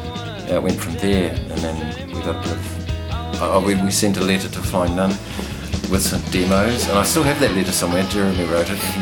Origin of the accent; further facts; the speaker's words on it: Auckland, New Zealand; moved away as an adult; now in Hawke's Bay, New Zealand; We grew up in Pakeranga, and we started flatting, in Pakeranga.